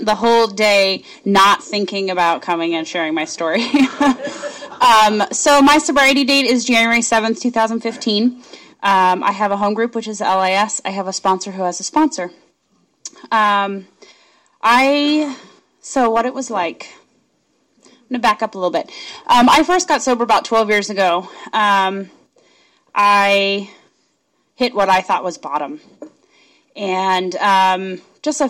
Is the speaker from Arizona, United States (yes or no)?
yes; Arizona, United States; I'm from Arizona